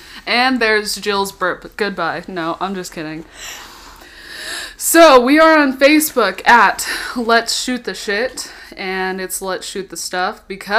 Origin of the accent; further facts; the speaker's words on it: Texas, United States; now in Arkansas, United States; I'm from Texas. Like, literally all over.